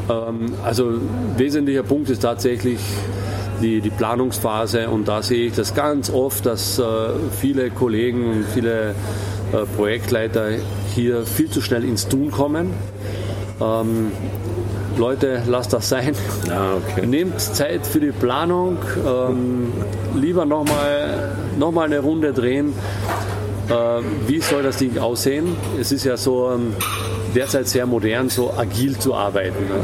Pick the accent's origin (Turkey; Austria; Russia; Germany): Austria; Ähm, auf der einen Seite ähm, äh, finde ich es beschämend, ja, als Österreicher tatsächlich.